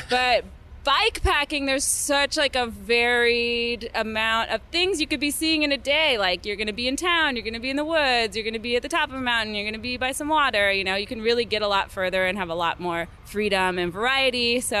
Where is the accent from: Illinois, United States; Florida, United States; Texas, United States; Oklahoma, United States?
Florida, United States; now in Southern California, United States; I grew up in Florida and it's too hot out, and I was a goth kid